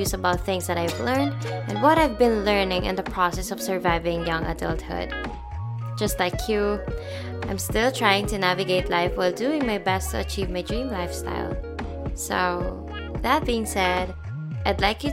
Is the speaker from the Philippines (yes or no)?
yes; Philippines; now in Toronto, Canada; I'm a Filipina born in the year 1998, currently based here in Toronto, Canada.